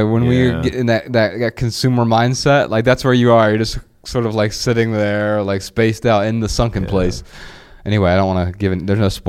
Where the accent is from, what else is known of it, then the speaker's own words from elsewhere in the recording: Dayton, Ohio, United States; Now, you and I grew up in Dayton, Ohio.